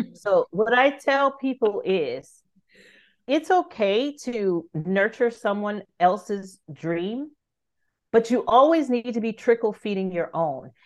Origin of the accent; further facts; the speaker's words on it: California, United States; moved away as an adult; also born or lived in France; I'm from California